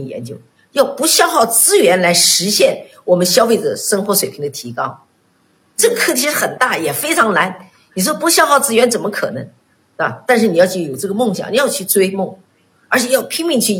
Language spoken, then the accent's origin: Chinese; China; 当时我们中国人全部到日本买饭包，这是让我最气愤的。